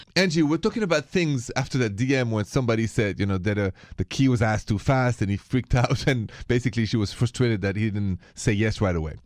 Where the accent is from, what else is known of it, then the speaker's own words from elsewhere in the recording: France; accent: French; English is a second language; moved away; my accent is French